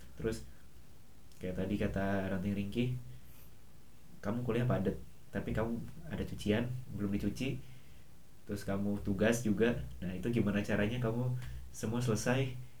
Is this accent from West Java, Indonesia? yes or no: yes; West Java, Indonesia; moved away as an adult; also born or lived in Surabaya; saya sebagai orang Sunda